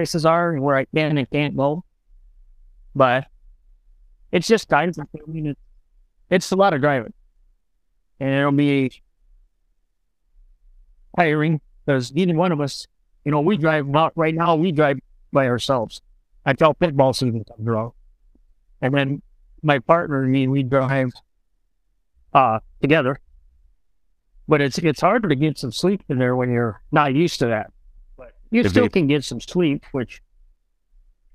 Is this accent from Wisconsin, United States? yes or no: yes; Wisconsin, United States; also born or lived in Nebraska; I was born in Nebraska. And I was 6 months old and we moved to Wisconsin. I've been in Wisconsin ever since